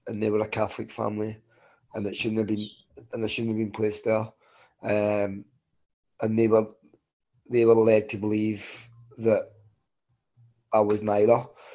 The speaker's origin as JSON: {"language": "English", "town": "Glasgow", "region": "Scotland", "country": "United Kingdom", "tie": "born there", "said": "I was born in 1978 in Glasgow, and I was born in an environment that you would associate with Belfast."}